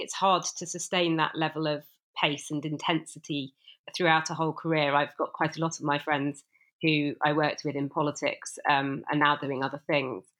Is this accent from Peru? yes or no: no; Bristol, South West England, United Kingdom; I'm actually from Bristol